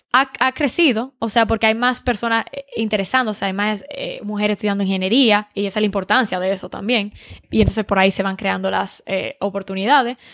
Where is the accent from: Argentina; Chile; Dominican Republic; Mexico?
Dominican Republic; now in California, United States; yo soy dominicana